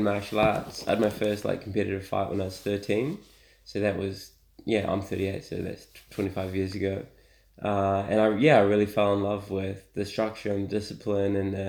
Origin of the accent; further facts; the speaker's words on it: Auckland, New Zealand; I'm from here. I'm from Auckland.